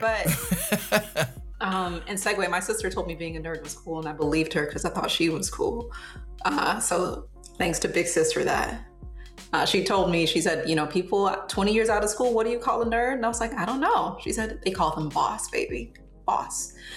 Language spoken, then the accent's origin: English; Southfield, Michigan, United States; moved away as an adult; also born or lived in Detroit, Michigan; now in Fort Wayne, United States; I grew up in Southfield, Michigan